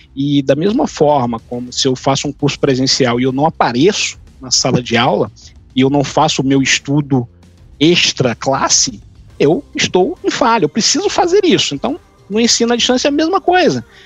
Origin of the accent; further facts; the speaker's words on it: Sucupira do Riachão, Maranhão, Brazil; moved away; lá em São João dos Patos, Sucupira do Riachão, minha terra natal